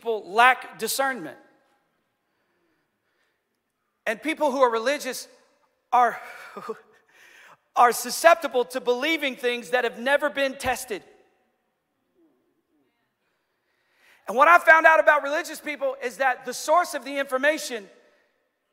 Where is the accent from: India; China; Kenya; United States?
United States; as American Christians